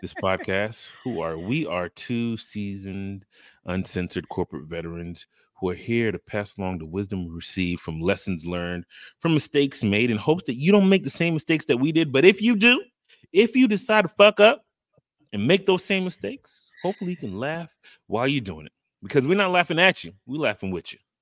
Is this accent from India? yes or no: no; U.S. Virgin Islands; I am from the Virgin Islands